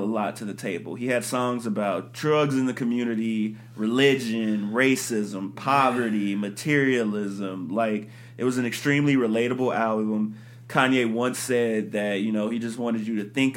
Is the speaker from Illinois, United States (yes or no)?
yes; Chicago, Illinois, United States; I'm from Chicago